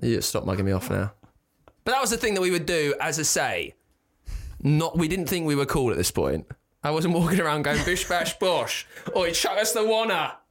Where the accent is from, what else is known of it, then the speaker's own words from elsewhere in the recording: the Home Counties, United Kingdom; from the home counties